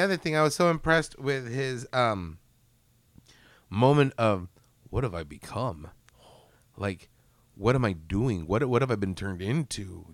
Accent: United States; as an American

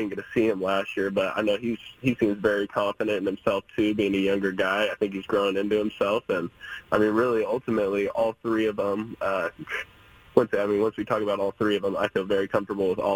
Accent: Oregon, United States; moved away as an adult; being a kid growing up here and seeing the evolution

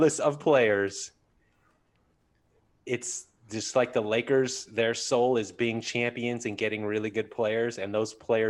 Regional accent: Southern California, United States; being born and raised in Southern California

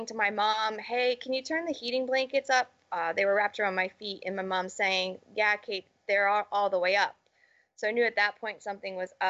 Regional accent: Charlton, Massachusetts, United States; also born or lived in Connecticut; I was born and raised in Massachusetts in a small little town called Charlton, Mass

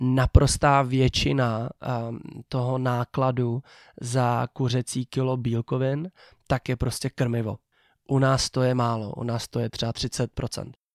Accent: Czechia; jak jsem Čech

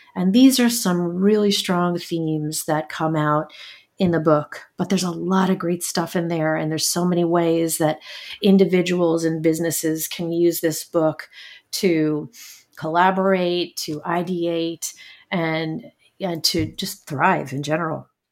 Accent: New York City, New York, United States; I was born in Brooklyn in the early seventies

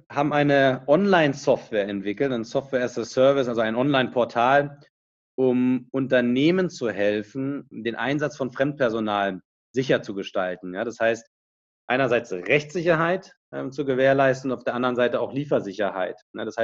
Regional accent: Berlin, Germany; moved away as an adult; now in Munich, Germany; Ich komme aus Berlin ursprünglich, äh, so wie der Ali auch, habe dort studiert, Wirtschaftsingenieur und bin nach meinem Studium nach München gegangen

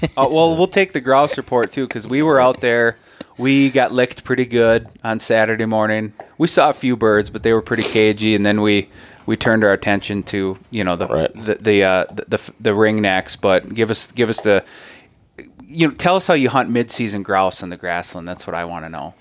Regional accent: Minnesota, United States; as a Minnesotan

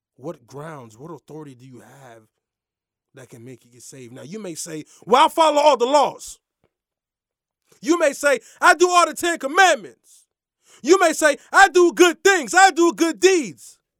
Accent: Lake Worth, Florida, United States; we grew up in the same neck of the woods, Lake Worth, you dig what I'm saying? I'm from Lake Worth

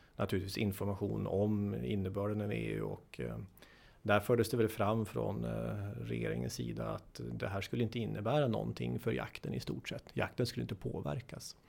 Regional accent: Sweden; jag då som svensk jurist

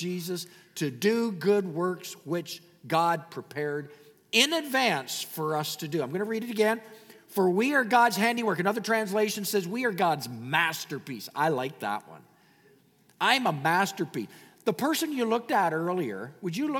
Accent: Canada; I'm a Canadian.

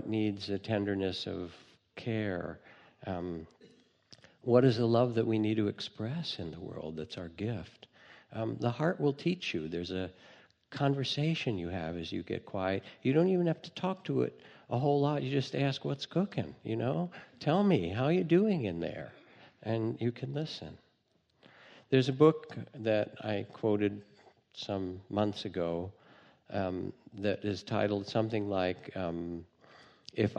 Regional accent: United States; being American

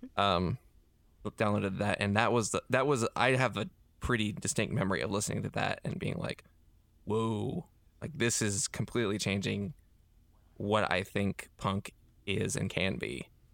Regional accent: Hickory, North Carolina, United States; also born or lived in Charlotte, North Carolina / Davidson, North Carolina; Hickory is where I spent my formative years in my high school death metal band

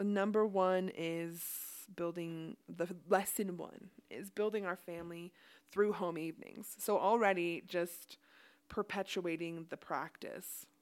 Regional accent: Ohio, United States; also born or lived in Idaho; now in Utah, United States; I was raised in Ohio.

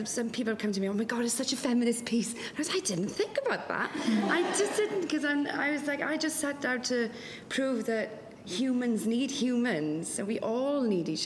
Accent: West Wales, United Kingdom; first language Welsh; English is a second language; moved away; I'm from a very, very loving family and a loving community as well in West Wales. In Welsh language, Welsh is my first language.

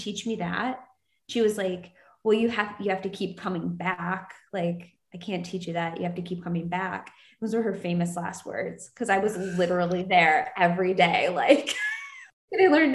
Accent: Buffalo, New York, United States; moved away; my little Buffalo Polish dupa

